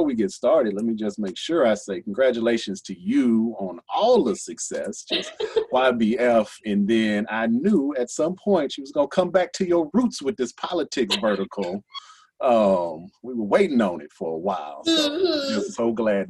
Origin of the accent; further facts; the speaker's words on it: Texas, United States; now in Louisville, United States; I'm from Texas